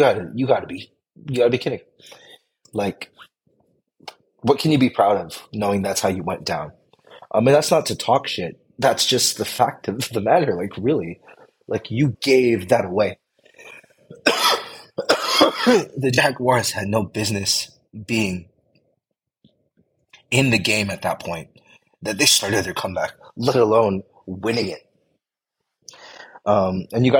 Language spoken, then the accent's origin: English; Bay Area, California, United States; I'm from the Bay Area. I live in the Bay Area